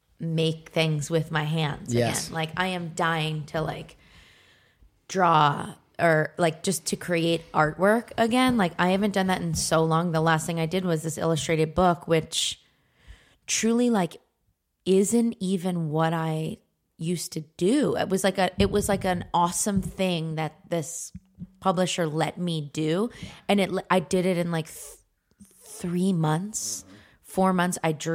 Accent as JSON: {"language": "English", "town": "Philadelphia", "region": "Pennsylvania", "country": "United States", "said": "Because I'm from Philly."}